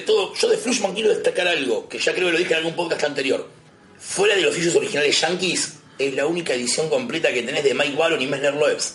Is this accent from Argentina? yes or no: yes; Buenos Aires, Argentina; tengo la suerte de ser de capital